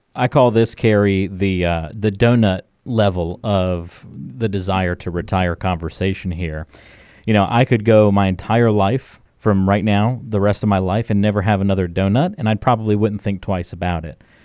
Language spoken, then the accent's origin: English; North Carolina, United States; growing up, uh, in a coastal town on, in North Carolina